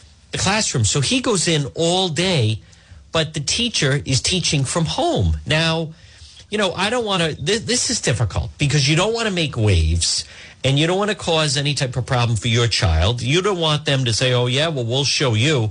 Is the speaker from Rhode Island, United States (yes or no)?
yes; Cranston, Rhode Island, United States; Cranston, which happens to be my hometown